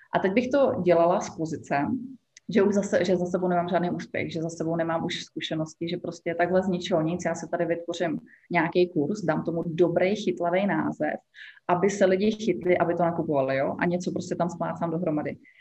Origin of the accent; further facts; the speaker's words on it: Czechia; moved away as an adult; now in Egypt; já jsem z Česka